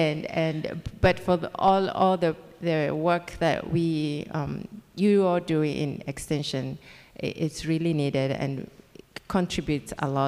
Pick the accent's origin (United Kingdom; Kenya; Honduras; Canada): Kenya; accent: Kenyan; English is a second language; moved away as an adult; now in United States; So that accent is Kenyan. I'm a Kenyan-American.